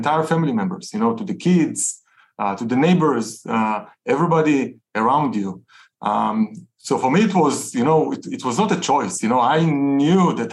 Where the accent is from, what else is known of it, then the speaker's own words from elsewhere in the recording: Tel Aviv, Tel Aviv District, Israel; So I'm Israeli, you know, I grew up in Tel Aviv, grew up in a very entrepreneurial home.